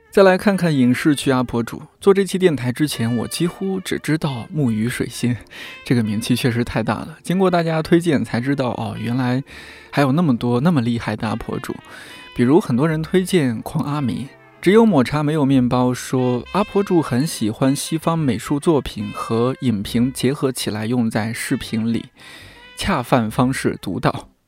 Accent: Shanxi, China; 作为一个山西人

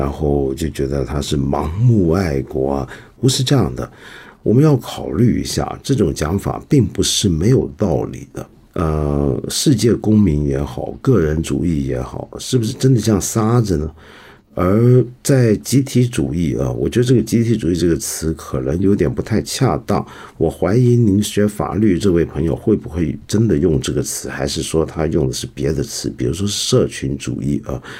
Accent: China; 对我们中国人来讲，才特别的受用，你说是不是？

